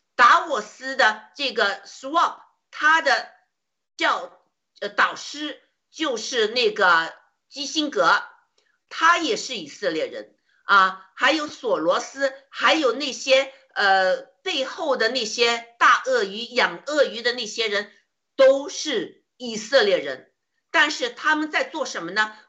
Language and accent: Chinese; China; 就像我们中国人一样，生活在中共的铁蹄之下，生活在恐惧之中